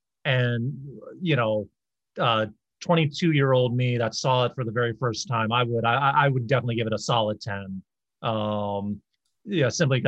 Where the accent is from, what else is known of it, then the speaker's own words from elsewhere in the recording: Baltimore, Maryland, United States; growing up in Baltimore